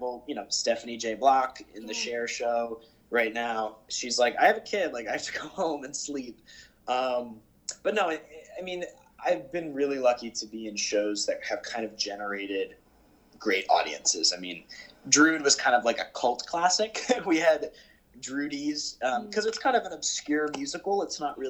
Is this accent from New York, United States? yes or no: yes; Westchester, New York, United States; enter freshman year of high school, which was a regular public school in Westchester